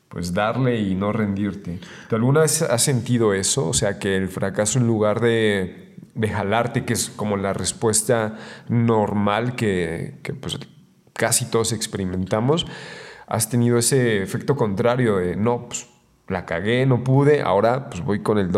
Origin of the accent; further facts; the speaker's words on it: Mexico; como buen mexicano, unos tacos